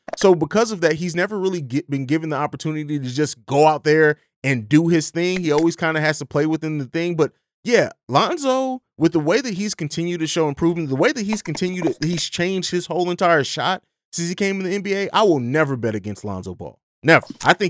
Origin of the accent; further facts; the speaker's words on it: Vicenza, Veneto, Italy; moved away; Because I grew up overseas. I grew up in Vicenza, Italy. And I was super big Bulls fan even when I lived over. My dad's from Chicago